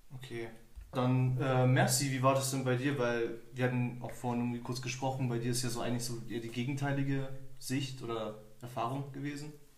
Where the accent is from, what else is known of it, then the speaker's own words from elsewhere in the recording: Germany; ich bin Deutscher, ich bin in Deutschland geboren